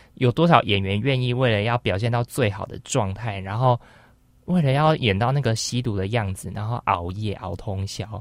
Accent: Taiwan; 我是台湾人

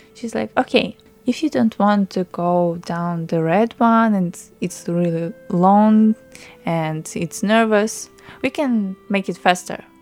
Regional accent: Ukraine; English is a second language; moved away as an adult; now in Taiwan; I'm from Ukraine.

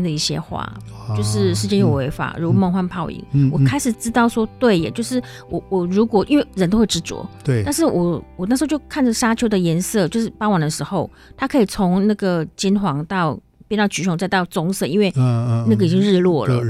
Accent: Taiwan; moved away as an adult; also born or lived in Sahara; now in Morocco; 我虽然说是台湾出生长大，但是我一大部分时间都都没有在台湾，就是成年之后

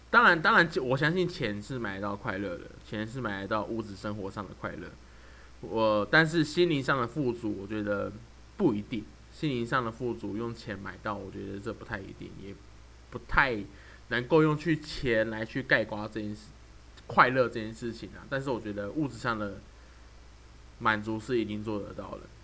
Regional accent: Taoyuan, Taiwan; now in Pingtung, Taiwan; 我是住在屏东。啊，可是我是桃园人

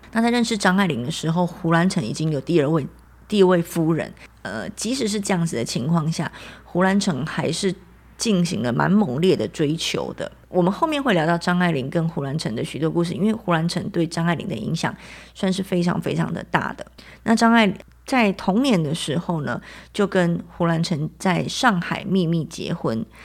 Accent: Taiwan; 我们台湾人

